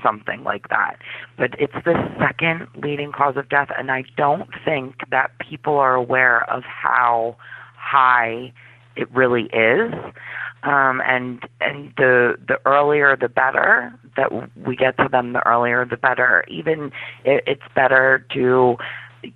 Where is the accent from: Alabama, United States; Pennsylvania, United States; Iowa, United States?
Pennsylvania, United States; Philadelphia; also born or lived in South Carolina; we moved to Philadelphia because that's where most of my family is from